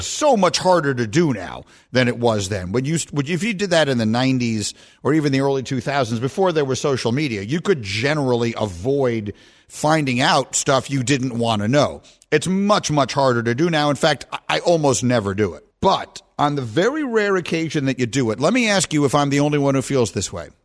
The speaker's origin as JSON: {"language": "English", "region": "New York", "country": "United States", "tie": "born or raised there", "said": "I grew up in New York"}